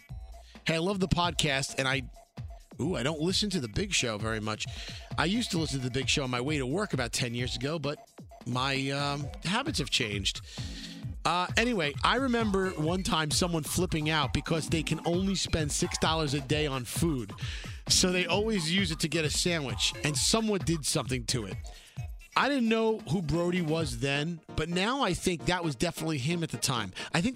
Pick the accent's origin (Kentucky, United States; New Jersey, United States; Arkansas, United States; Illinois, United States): New Jersey, United States; I'm from Jersey, and I have a favor to ask of you two.